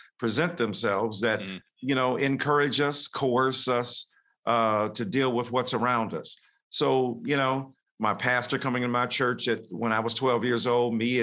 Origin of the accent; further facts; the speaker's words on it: Detroit, Michigan, United States; I'm in a segregated school, even though I'm living up north in Detroit